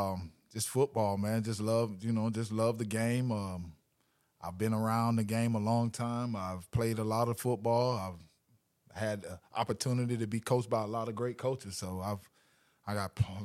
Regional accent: Louisiana, United States; I grew up a little bit in Louisiana. My dad's a raging Cajun, so I was born in Louisiana on the football field as a raging Cajun.

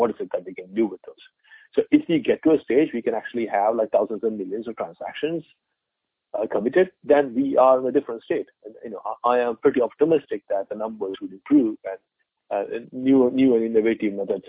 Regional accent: India; moved away as an adult; I'm an Indian. I was born in India. I spent, the whole of my teens and early 20s in India.

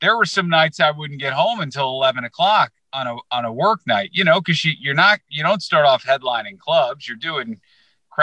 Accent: United States; now in Chicago, United States; I grew up in the New York market

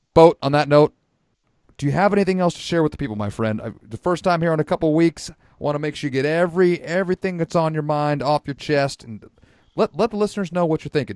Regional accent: Santa Rosa, California, United States; Santa Rosa, California. So, uh, my hometown

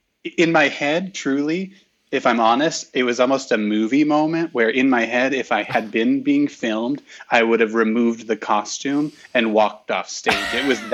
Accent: Southfield, Michigan, United States; moved away; I was born and raised outside of Detroit, originally Southfield, Michigan.

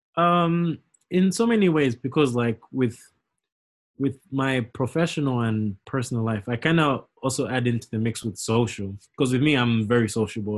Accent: Zambia; moved away as an adult; now in United States; growing up in Zambia

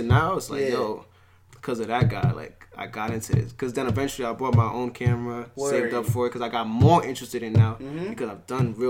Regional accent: New York City, New York, United States; also born or lived in Trinidad; Far Rock, yeah.

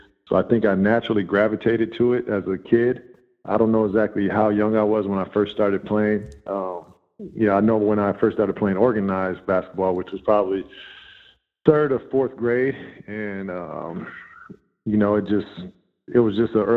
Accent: Wauwatosa, Wisconsin, United States; I went to school and kind of grew up in Wauwatosa, which is a suburb of Milwaukee

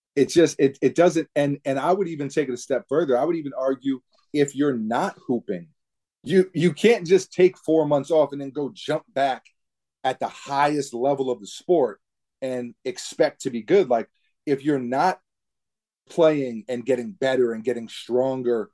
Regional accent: New York City, New York, United States; growing up in New York City, basketball is such a huge part of the culture

